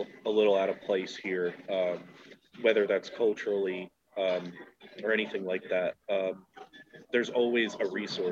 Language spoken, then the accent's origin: English; Pennsylvania, United States; I'm, you know, from Pennsylvania